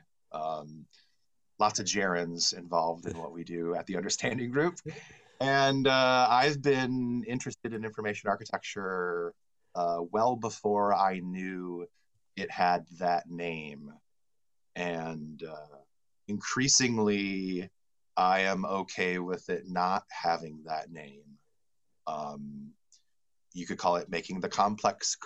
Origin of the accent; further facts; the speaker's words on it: West Michigan, United States; when I was a child growing up in West Michigan here, where I still live today